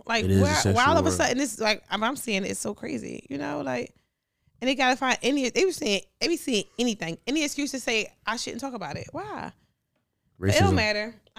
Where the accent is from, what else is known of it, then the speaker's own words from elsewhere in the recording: Philadelphia, Pennsylvania, United States; I'm from North Philly.